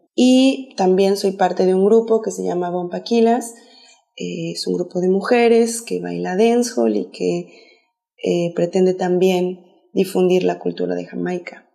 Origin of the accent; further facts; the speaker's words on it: Mexico City, Mexico; soy de la Ciudad de México